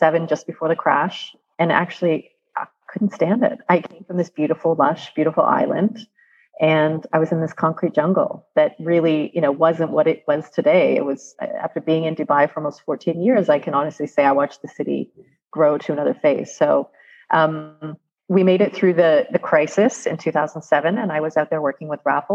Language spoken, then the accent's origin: English; Canada; I'm Canadian.